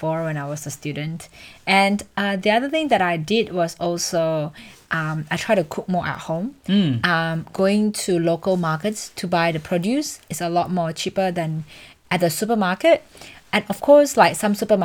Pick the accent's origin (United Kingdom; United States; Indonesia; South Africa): Indonesia; English is a second language; moved away as an adult; now in Australia; I come from Indonesia, so everything back home in Indonesia is so cheap